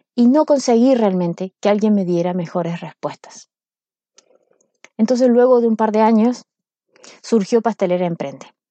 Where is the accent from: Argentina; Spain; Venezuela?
Argentina; Córdoba; moved away as an adult; now in Chile; yo soy argentina, soy cordobesa. Córdoba es una ciudad